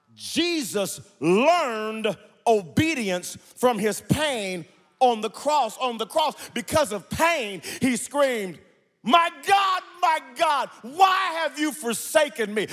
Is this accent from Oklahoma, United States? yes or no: yes; Wewoka, Oklahoma, United States; I grew up in Wewoka, Oklahoma